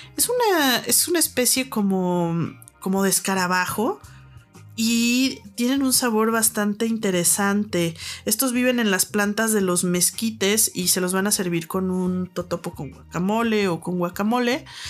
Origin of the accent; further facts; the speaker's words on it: Guadalajara, Jalisco, Mexico; now in Mexico City, Mexico; soy de Guadalajara